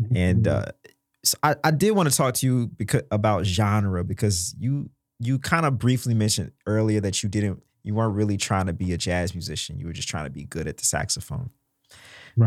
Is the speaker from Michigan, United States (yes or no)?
no; Mississippi, United States; I'm from Mississippi